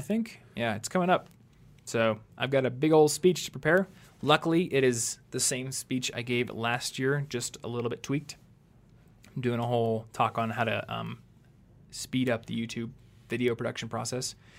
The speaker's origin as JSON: {"language": "English", "country": "United States", "tie": "born or raised there", "said": "this is what you're taught growing up in America"}